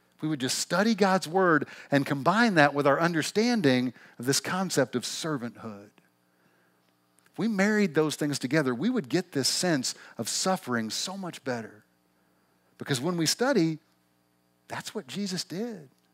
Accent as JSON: {"language": "English", "region": "Missouri", "country": "United States", "tie": "born or raised there", "accent": "twangy", "moved": "as an adult", "lives_now": "Pacific Northwest, United States", "said": "we never lived anywhere but the little town we grew up in Missouri"}